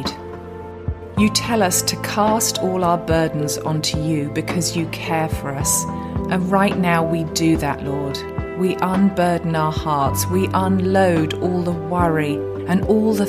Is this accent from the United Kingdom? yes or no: yes; England, United Kingdom; accent: English; my English accent